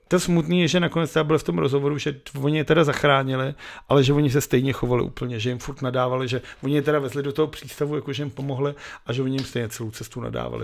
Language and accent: Czech; Benešov, Central Bohemian Region, Czechia; já jsem zase dělal z Benešova, protože v našem bytu bylo vidět na telefonní budku